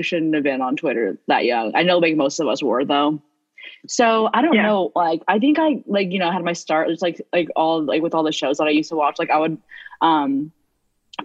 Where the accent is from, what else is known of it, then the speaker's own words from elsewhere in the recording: Kansas, United States; I'm from the Midwest, sadly, from Kansas.